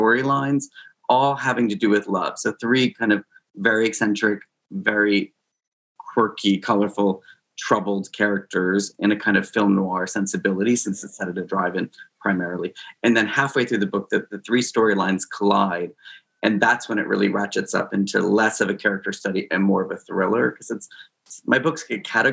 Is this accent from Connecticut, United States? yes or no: yes; Connecticut, United States; moved away; I grew up in Connecticut